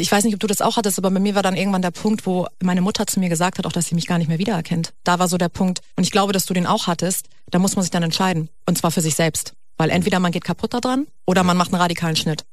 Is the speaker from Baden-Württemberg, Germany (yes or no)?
no; Hamburg, Germany; moved away as an adult; now in Berlin, Germany; ich komme eigentlich aus Hamburg und bin jetzt vor drei Jahren, glaube ich, nach Berlin gezogen